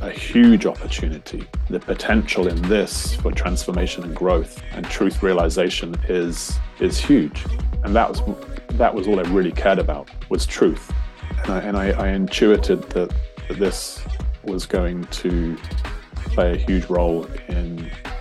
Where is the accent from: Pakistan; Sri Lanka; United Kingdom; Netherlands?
United Kingdom; England; now in Australia; I'm an Englishman in England at the moment for the first time in a while. I've lived in Australia for the last 20 years